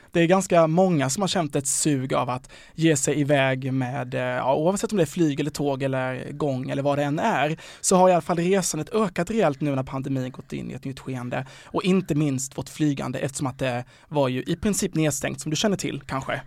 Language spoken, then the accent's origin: Swedish; Sweden; när jag då var hemma i Sverige igen